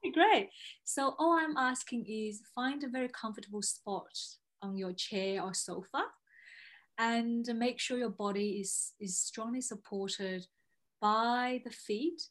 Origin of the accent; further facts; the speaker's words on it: China; moved away as an adult; also born or lived in Melbourne, Australia; i was from china i came here to study law